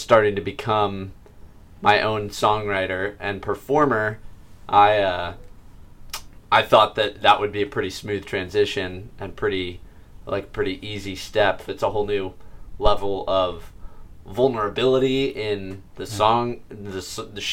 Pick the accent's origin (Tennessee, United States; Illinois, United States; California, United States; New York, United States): California, United States; Santa Barbara; I was born and raised here in Santa Barbara.